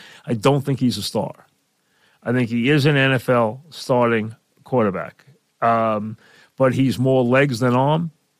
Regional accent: Long Beach, New York, United States; my hometown of Long Beach

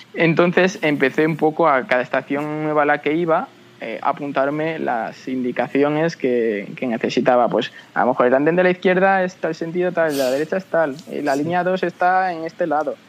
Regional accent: Tres Cantos, Community of Madrid, Spain; somos de Tres Cantos, una ciudad a unos 20 kilómetros de Madrid

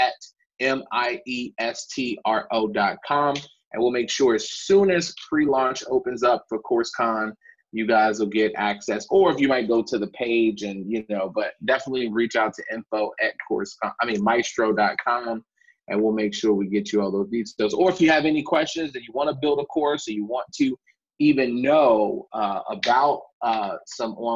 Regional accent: Chicago, Illinois, United States; I'm a kid from the South Side of Chicago

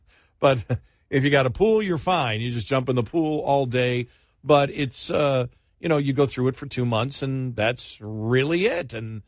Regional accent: Buffalo, New York, United States; I tell people, because I grew up in Buffalo, but I've lived all over the country.

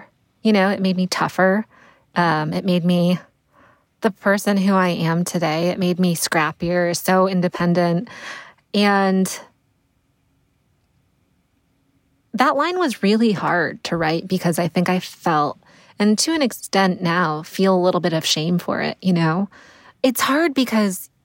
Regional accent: Connecticut, United States; I grew up in Connecticut

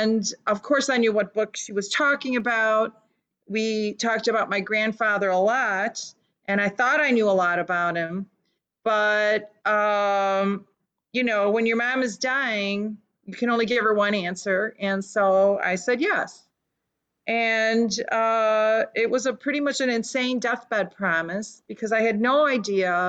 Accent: Chicago, Illinois, United States; first language Lithuanian; English is a second language; I was born in Chicago, 1960s, and my parents came from Lithuania and raised me to be a good little Lithuanian girl. And spoke only Lithuanian until I was in kindergarten

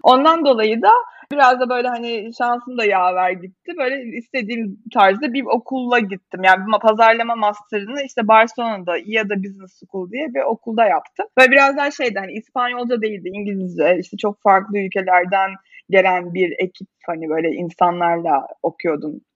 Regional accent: Bursa, Turkey; moved away as an adult; now in Istanbul, Turkey; Bursalıyım normalde İstanbul'a okumak için gelmiştim.

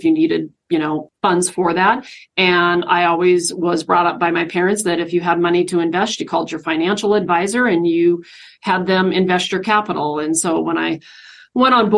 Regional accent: Spokane, Washington, United States; moved away as an adult; now in Idaho, United States; I'm actually originally from Spokane, grew up in Spokane, you know, went to high school and all that good stuff

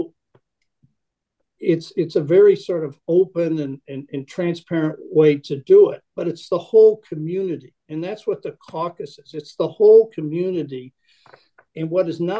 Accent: Connecticut, United States; now in Lake Forest, United States; I'm a Connecticut Yankee

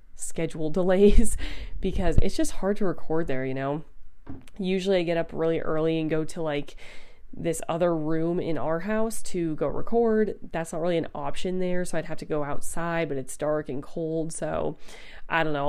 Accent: United States

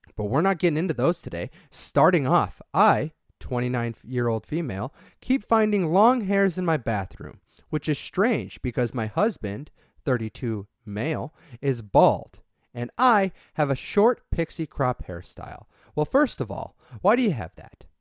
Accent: southeast Idaho, United States; If you live in a small farming community, like I did in southeast Idaho, where potato farms are everywhere, during harvest season, you get a couple weeks off to go help with harvest

